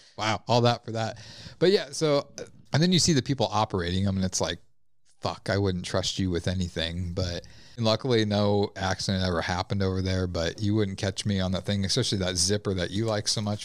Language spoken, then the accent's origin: English; La Vista, Nebraska, United States; I grew up in La Vista. We had La Vista days